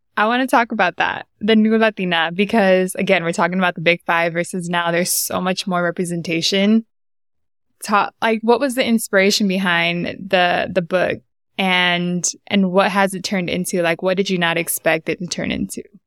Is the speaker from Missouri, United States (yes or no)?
no; San Diego, California, United States; moved away as an adult; now in Bay Area, United States; I was born and raised in Southeast San Diego